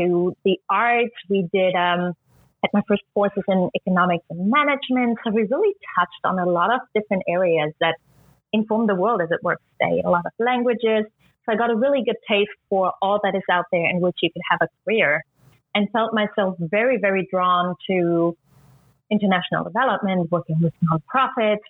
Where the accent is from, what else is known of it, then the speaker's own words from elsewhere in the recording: East Germany, Germany; moved away; I was born and raised in East Germany